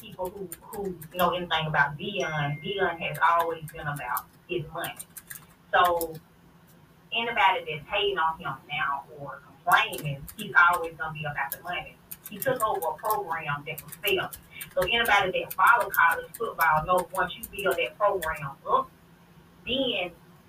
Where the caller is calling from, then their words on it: Harrytown, Alabama, United States; Yes, it's … from Harrytown, Alabama.